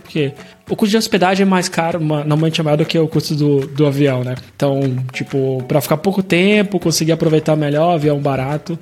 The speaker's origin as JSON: {"language": "Portuguese", "country": "Brazil", "also_born_or_lived": "Canada", "moved": "as an adult", "lives_now": "Porto, Portugal", "said": "Primeira vez que eu saí do Brasil"}